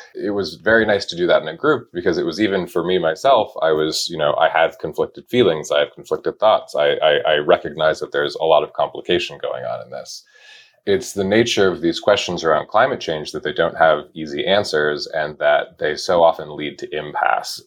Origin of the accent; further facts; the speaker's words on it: Wyoming, United States; I grew up in Wyoming